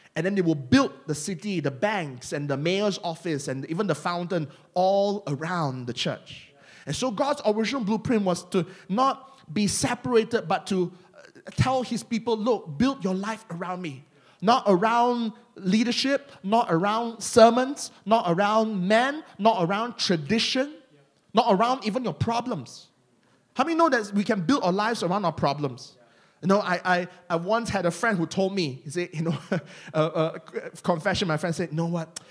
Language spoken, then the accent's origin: English; Malaysia; accent: Malaysian; my Malaysian accent